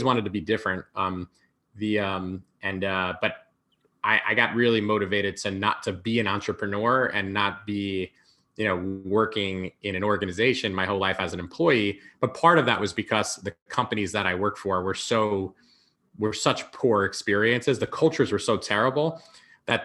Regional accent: a suburb of New York City, United States; also born or lived in Manhattan; I grew up, in a suburb of New York City. I lived there until I was about 17

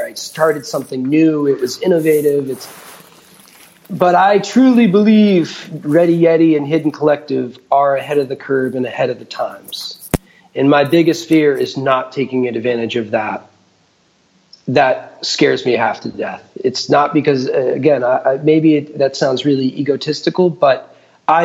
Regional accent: New Hampshire, United States; I'm a farmer from New Hampshire

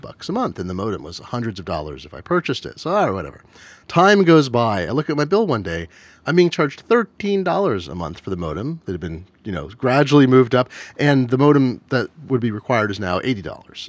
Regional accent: Oregon, United States; I grew up in Oregon

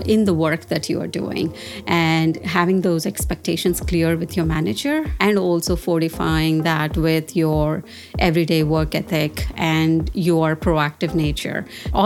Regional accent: Hyderabad, Telangana, India; moved away as an adult; now in San Francisco Bay Area, United States; I was born and brought up in South India, a place called Hyderabad, which is one of the two IT capitals of India

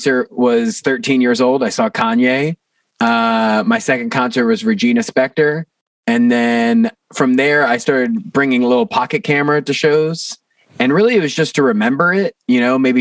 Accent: Newport News, Virginia, United States; moved away as an adult; now in Baltimore, United States; I'm from Newport News, Virginia. It's somewhere between Virginia Beach and Richmond.

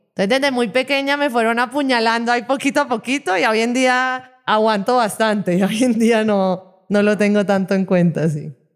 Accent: Barranquilla, Atlántico, Colombia; Yo vengo de una ciudad

